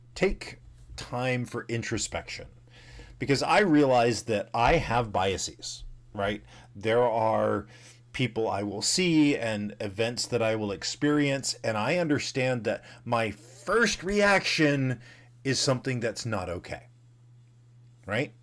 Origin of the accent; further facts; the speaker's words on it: the South, United States; growing up in the South in the, you know, seventies and eighties